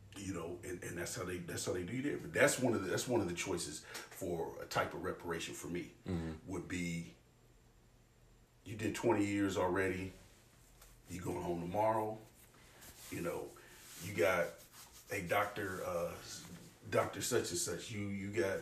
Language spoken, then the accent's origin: English; Richmond, Indiana, United States; people that from my hometown, like they'll go to gym